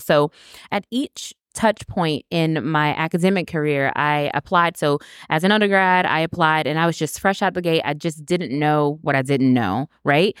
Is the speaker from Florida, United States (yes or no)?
yes; Winter Haven, Florida, United States; now in Orlando, United States; I am from Winter Haven, Florida. I graduated from the University of Florida, so I'm a true Floridian